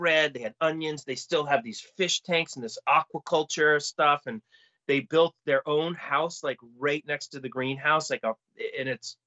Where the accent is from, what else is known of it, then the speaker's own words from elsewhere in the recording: Falmouth, Massachusetts, United States; moved away as an adult; also born or lived in New York City, United States / Boston, United States; I grew up in Falmouth